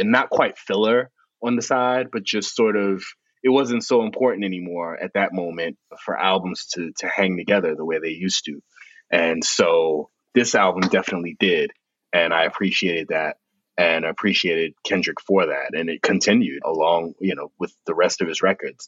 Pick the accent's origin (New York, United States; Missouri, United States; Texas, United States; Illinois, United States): New York, United States; New York City; I grew up in the South Bronx